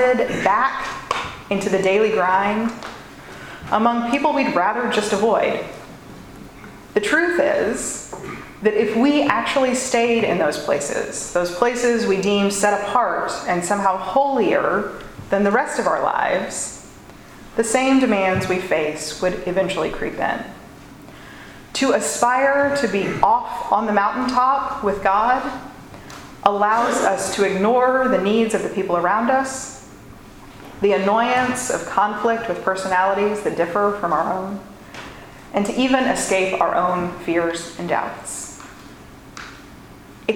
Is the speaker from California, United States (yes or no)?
no; Louisville, Kentucky, United States; the shopping district in my hometown